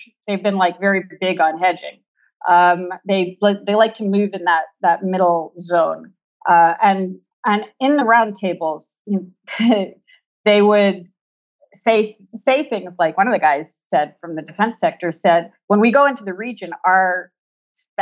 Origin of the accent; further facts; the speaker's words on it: Quebec, Canada; I'm from Quebec